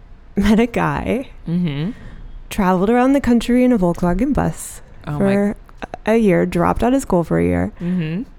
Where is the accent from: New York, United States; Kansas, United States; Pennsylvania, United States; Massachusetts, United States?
Kansas, United States; Salina; I grew up in Kansas, in a tiny little town.